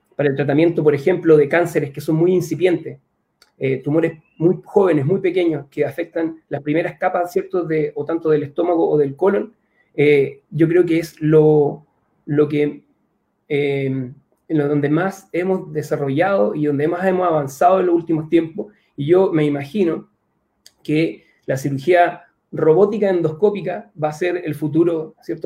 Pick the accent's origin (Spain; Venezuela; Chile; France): Chile; mi país